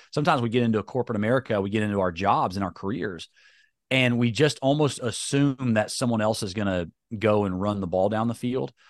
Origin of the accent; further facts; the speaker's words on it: High Point, North Carolina, United States; because I've grown up in North Carolina